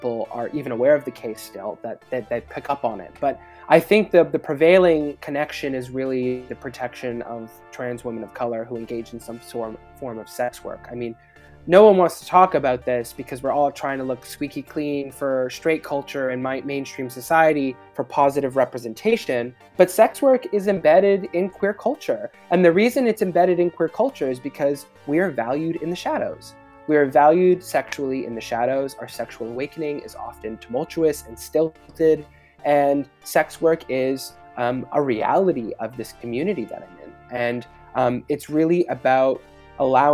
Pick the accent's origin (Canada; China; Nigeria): Canada; especially as English Canadian filmmakers